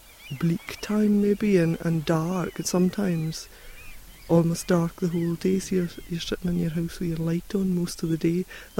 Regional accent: Edinburgh, Scotland, United Kingdom; moved away as an adult; now in Orkney, United Kingdom; I moved from Edinburgh, where I was born. I moved up here in the October of 1992.

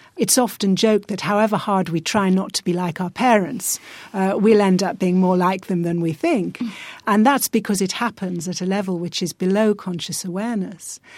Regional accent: rural northern England, United Kingdom; I grew up in a part of rural northern England where I didn't meet a black person for years

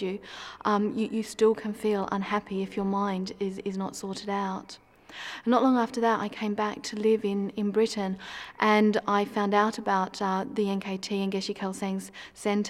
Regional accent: Australia; moved away as an adult; also born or lived in Perth; now in Lake District, United Kingdom; I first got involved in Buddhism when I was living in Perth. I'm originally from Australia

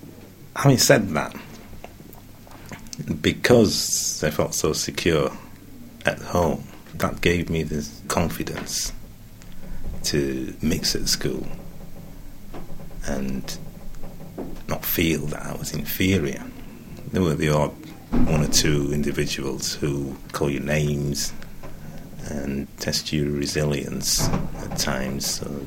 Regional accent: Leeds, Yorkshire and the Humber, United Kingdom; also born or lived in Curaçao; Well, I was born in Curaçao, which is the Dutch West Indies. My mother was from St. Kitts, Dutch West Indies, and my father from Nevis. My parents, myself, my brother and two sisters came to England and to Leeds in 1960

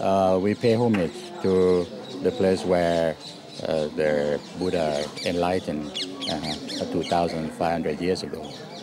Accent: Bangkok, Thailand; I'm from Thailand, from Bangkok.

